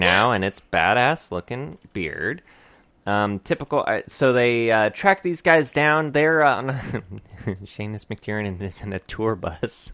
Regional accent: United States; we do come from a fucking awesome country of freedoms

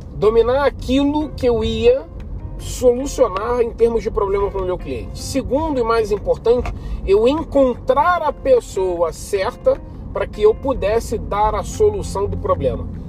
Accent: Rio de Janeiro, Brazil; sou carioca, 38 anos de idade

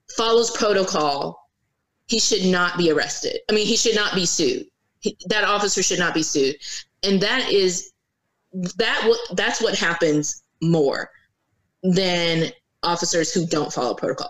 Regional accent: Virginia Beach, Virginia, United States; also born or lived in North Carolina; now in Norfolk, United States; I grew up in Virginia. I lived in Virginia Beach from the time that I was nine years old until um, probably this I week marks twenty one.

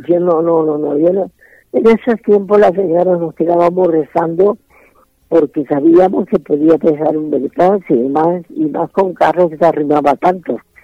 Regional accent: Seville, Andalusia, Spain; now in Mexico; nací en la cuna del Torero, nací en Sevilla

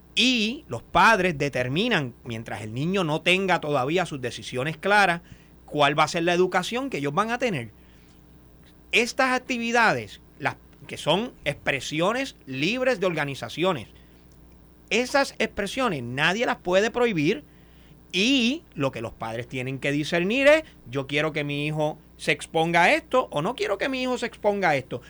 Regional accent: Boquerón, Cabo Rojo, Puerto Rico; en Boquerón, en mi pueblo

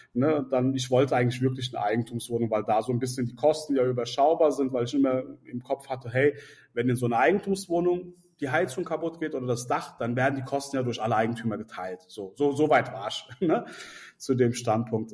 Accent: Mainz, Rhineland-Palatinate, Germany; ich bin in Mainz aufgewachsen, ich bin in Mainz auch geboren

